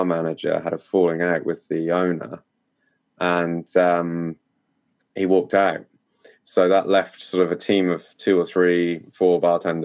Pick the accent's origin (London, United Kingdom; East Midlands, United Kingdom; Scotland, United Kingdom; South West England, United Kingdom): South West England, United Kingdom; Cornwall; I'm from Cornwall in the southwest of the UK, and it's a big tourist hotspot. So growing up here